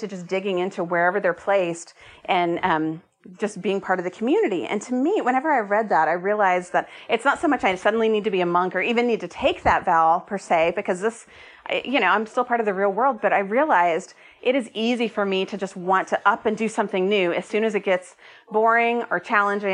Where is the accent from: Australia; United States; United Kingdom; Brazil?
United States; Austin, Texas; moved away as an adult; also born or lived in Oregon; I'm from Austin, but I hadn't lived here in a decade